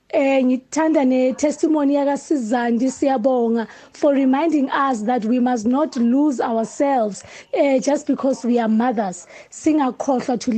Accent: Tembisa, Gauteng, South Africa; also born or lived in Ivory Park; intombazana ezalwa ethembisa emqansa to be precise um first born to my mother and then ngakhulela kagogo

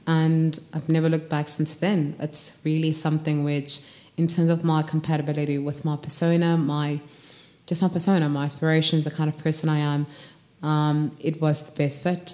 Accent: Kimberley, Northern Cape, South Africa; moved away as an adult; now in Johannesburg, South Africa; I'm from Kimberley, raised small town all the way to high school.

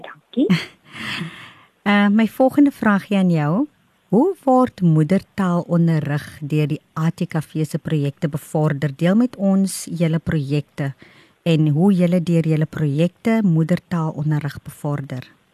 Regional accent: Northern Cape, South Africa; ek is van die Noord-Kaap

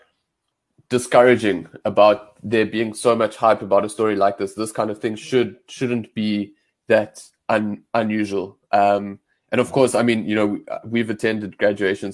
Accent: Johannesburg, Gauteng, South Africa; I'm from Johannesburg.

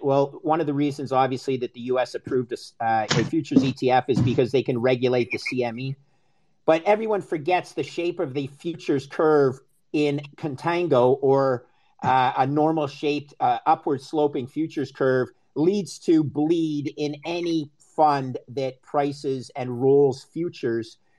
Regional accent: Canada; also born or lived in United States; I'm Canadian

